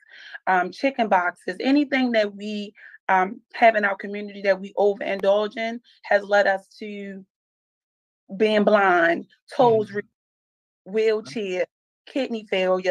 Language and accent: English; Baltimore, Maryland, United States; I am born and raised in Baltimore.